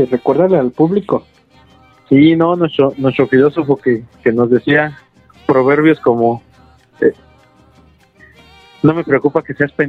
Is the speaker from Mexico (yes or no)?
yes; Mexico City, Mexico; como buen chilango, verga